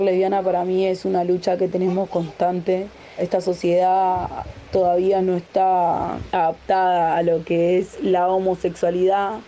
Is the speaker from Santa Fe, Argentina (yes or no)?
yes; San Lorenzo neighbourhood, Santa Fe, Argentina; soy de la provincia de Santa Fe, de barrio San Lorenzo